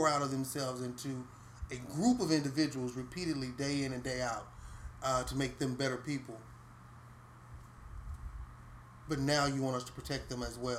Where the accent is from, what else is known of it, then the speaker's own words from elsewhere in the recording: Houston, Texas, United States; I grew up in Cashmere Gardens. My neighborhood was pretty rough.